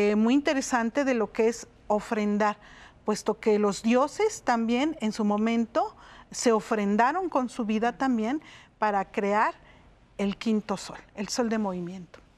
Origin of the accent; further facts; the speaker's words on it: Mexico City, Mexico; en Xochimilco, que es de donde yo vengo